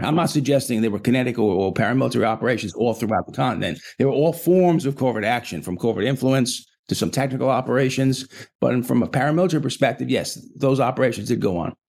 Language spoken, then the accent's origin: English; New York, United States; I'm a New Yorker